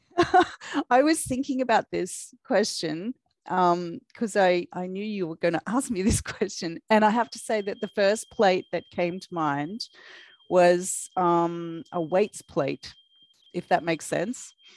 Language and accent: English; Australia; accent: Australian; I am a YA crime author from Australia. If you're wondering what that strange accent is, it's my Australian accent